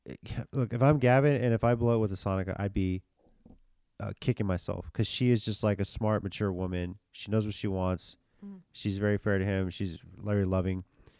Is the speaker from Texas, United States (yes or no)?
yes; San Antonio, Texas, United States; I'm from San Antonio, Texas.